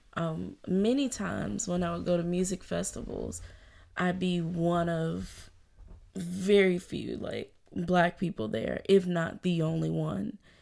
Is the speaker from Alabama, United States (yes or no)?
yes; Birmingham, Alabama, United States; moved away as an adult; also born or lived in Louisville, Kentucky; now in Chicago, United States; I'm originally from Birmingham, Alabama, born and raised